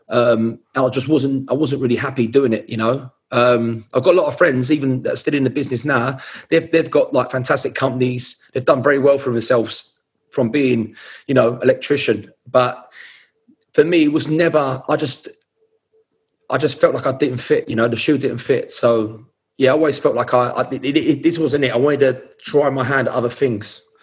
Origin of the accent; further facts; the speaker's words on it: London, United Kingdom; also born or lived in Hackney; I was born in East London. I was born in Whitechapel.